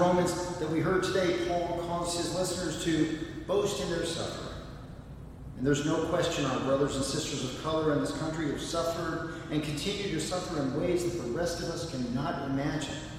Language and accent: English; Indiana, United States; moved away; my home state of Indiana